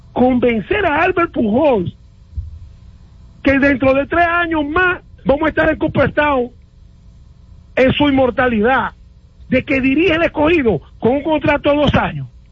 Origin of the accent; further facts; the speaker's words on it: Dominican Republic; nosotros nos criaron en República Dominicana